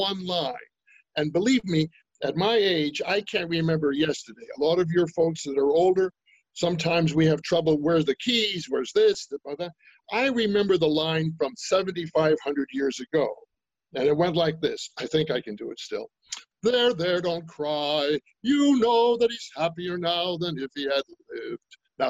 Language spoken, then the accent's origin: English; Brooklyn, New York, United States; Well, you know, I came from New York and I'm from Brooklyn. I'm from New York.